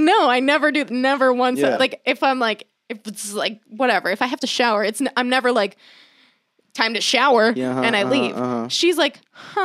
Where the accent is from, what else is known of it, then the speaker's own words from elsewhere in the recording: Florida, United States; I'm from Florida.